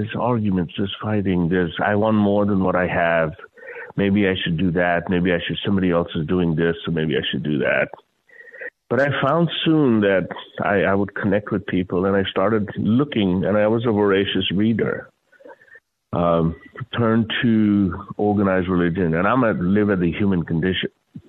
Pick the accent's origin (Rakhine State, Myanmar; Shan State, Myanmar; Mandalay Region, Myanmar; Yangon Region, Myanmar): Mandalay Region, Myanmar; Mandalay; born there; also born or lived in India; So, I was born in Burma, Mandalay, youngest of seven kids. Find myself next in India. My dad had come back to India from Burma for whatever reason.